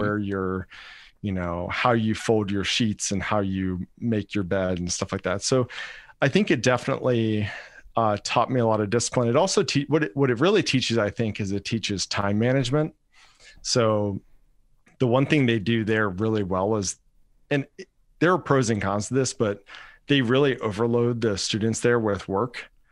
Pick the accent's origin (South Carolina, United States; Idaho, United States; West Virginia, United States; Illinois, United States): South Carolina, United States; Rock Hill; moved away as an adult; also born or lived in Fort Stewart, Georgia / Hawaii; I'm, I'm originally from Rock Hill, South Carolina, basically the same area as you